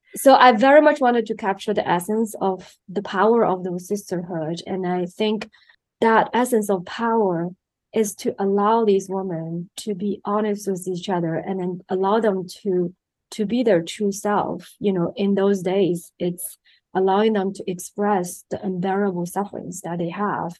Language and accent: English; China; moved away as an adult; also born or lived in United States; I was born and raised in China